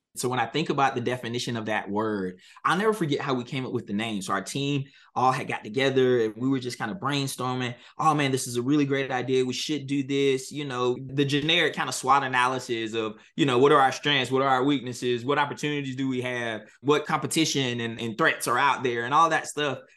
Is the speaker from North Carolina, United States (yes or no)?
yes; Halifax County, North Carolina, United States; I'm a North Carolina native. I was born and raised in Halifax County, North Carolina